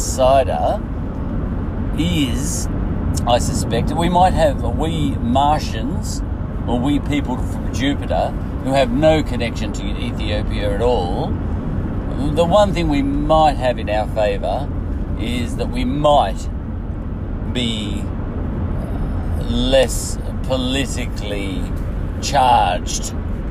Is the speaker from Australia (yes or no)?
yes; Australia; I'm from Australia